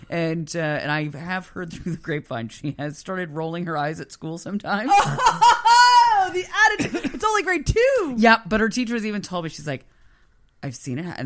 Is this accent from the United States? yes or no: no; Moncton, New Brunswick, Canada; I grew up in Moncton, so you know, I mean I you know, was, but it was like suburb.